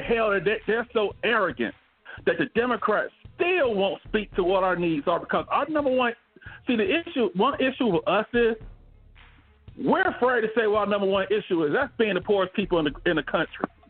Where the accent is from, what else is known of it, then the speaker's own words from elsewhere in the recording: Montgomery, Alabama, United States; now in Phoenix, United States; I'm from Montgomery, Alabama